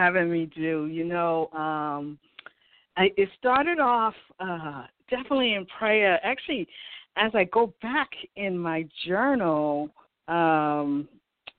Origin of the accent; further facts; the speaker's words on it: Boston, Massachusetts, United States; I grew up in Dorchester, Massachusetts, which is the inner city